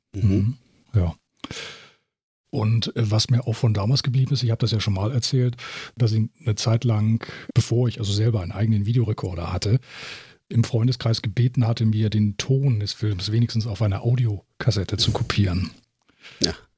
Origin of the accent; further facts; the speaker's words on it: Germany; bei uns in Deutschland